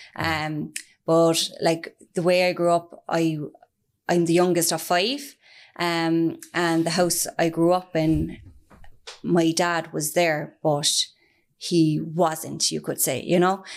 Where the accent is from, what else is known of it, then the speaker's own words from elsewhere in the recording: Ireland; also born or lived in Australia; I'm originally from Firhill in the north side, born and bred.